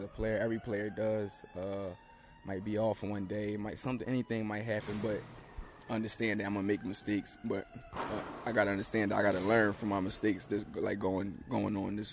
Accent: Philadelphia, Pennsylvania, United States; moved away as an adult; now in Raleigh, United States; growing up in Philly for me, playing basketball

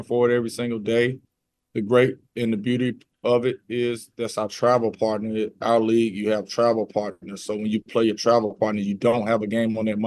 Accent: Jackson, Mississippi, United States; I'm from Jackson

